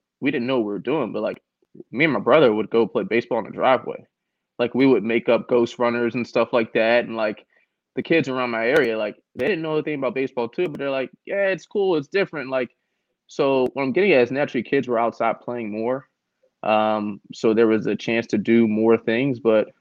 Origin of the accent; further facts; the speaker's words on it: Philadelphia, Pennsylvania, United States; I'm from North Philly